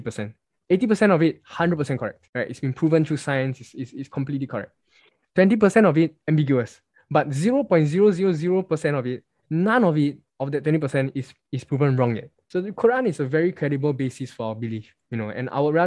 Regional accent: Singapore

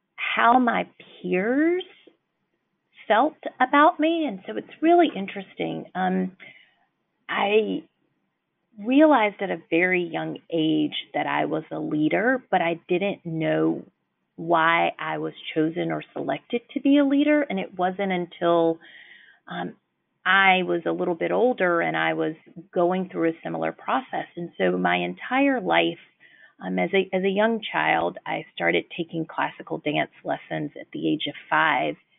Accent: Birmingham, Alabama, United States; now in Washington, D.C., United States; I am born and raised in Birmingham, Alabama

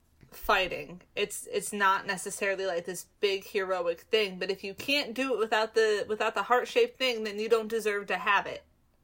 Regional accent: United States; I grew up in America, and apparently Hallie didn't, but I grew up in America

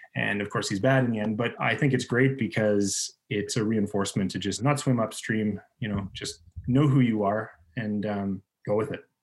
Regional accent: Northern Ontario, Canada; I grew up in Northern Ontario where there's just lakes everywhere you turn

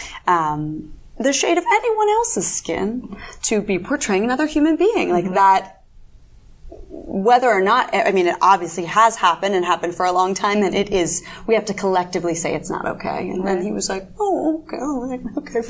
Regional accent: United States; moved away; my hometown, like Washington D.C., Baltimore area

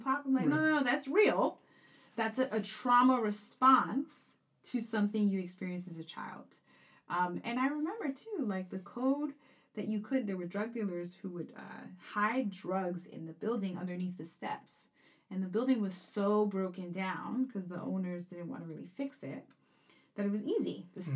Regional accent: New York City, New York, United States; also born or lived in Corona, Queens / Flushing, Queens; I was born in East New York, Brooklyn, and then lived there until I was about 12 or 13, and then moved to Corona, Queens, and went to high school in actually John Bond High

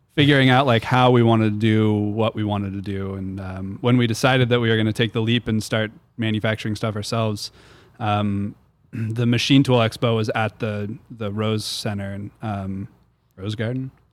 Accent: Portland, United States; also born or lived in Georgia; I'm from Portland. I grew up here.

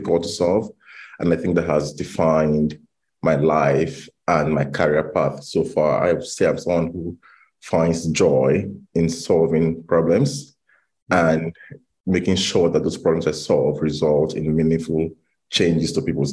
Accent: Nigeria; moved away as an adult; now in London, United Kingdom; growing up in Nigeria

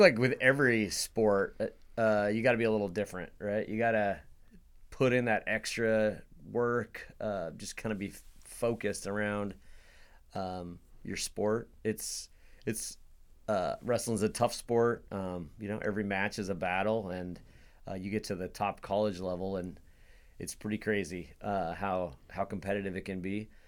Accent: Hillsboro, Oregon, United States; I grew up in Hillsboro, Hillsboro, wrestled for Hill High

